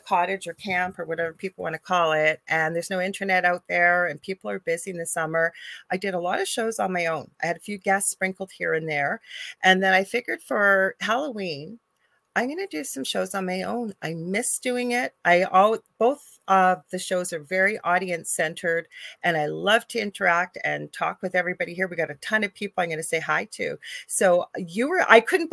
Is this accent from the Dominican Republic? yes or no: no; Canada; I'm a Canadian spiritual medium